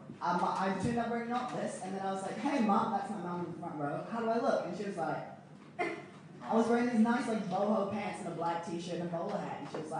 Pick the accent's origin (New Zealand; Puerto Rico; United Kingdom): New Zealand; Stratford, Taranaki; also born or lived in United States / Cambodia; I was born in America. And I grew up in Cambodia, and then I Stratford in Taranaki.